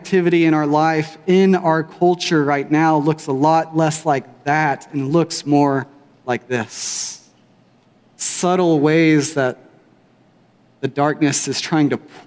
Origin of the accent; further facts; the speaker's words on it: Weatherford, Texas, United States; I grew up here in Weatherford from about age 12 on